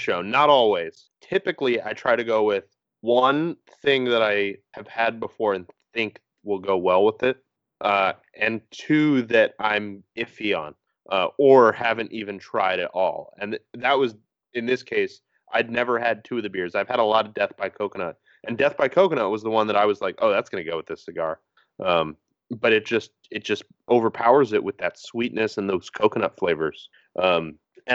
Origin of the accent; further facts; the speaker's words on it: East Coast, United States; growing up on the East Coast, like, going to New York City